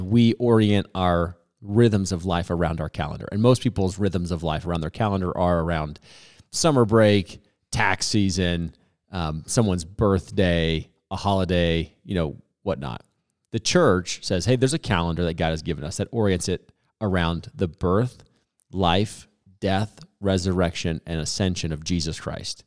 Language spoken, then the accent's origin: English; Boulder, Colorado, United States; I grew up in South Boulder, Boulder kid